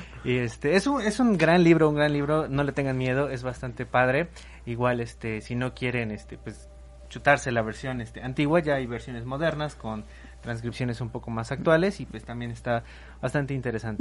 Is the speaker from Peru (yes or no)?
no; Mexico; nosotros somos de México